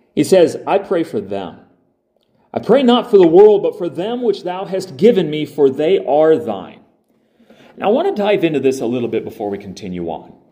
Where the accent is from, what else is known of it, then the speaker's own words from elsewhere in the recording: United States; I'm not Jewish, I'm American